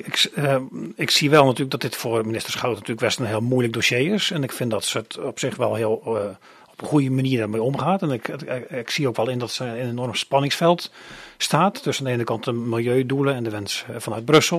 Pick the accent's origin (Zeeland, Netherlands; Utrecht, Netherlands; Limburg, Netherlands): Zeeland, Netherlands; Oostdijk; now in Krimpen aan den IJssel, Netherlands; ik ben geboren en getogen in Zeeland. Ik kom van Oostdijk. Oostdijk is een klein dorpje, een gehuchtje in de buurt van Krabbedijken. Daar ben ik opgegroeid.